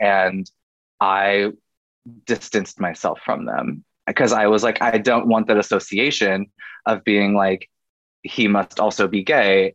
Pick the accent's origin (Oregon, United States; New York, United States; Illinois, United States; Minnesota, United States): Oregon, United States; moved away as an adult; also born or lived in California / Washington; now in Los Angeles, United States; I'm made in the West Coast. I'm a West Coast kid at heart. I grew up in Oregon